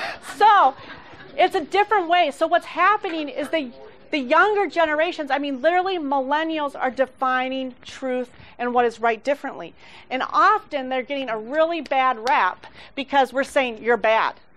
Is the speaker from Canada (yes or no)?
no; Mexico; I grew up in Mexico